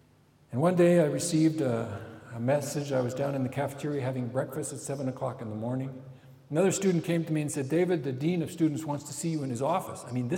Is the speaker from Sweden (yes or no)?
no; Cambodia; when I was a 14-year-old boy growing up in Cambodia, I watched my parents as they were serving and preaching the gospel to Cambodians.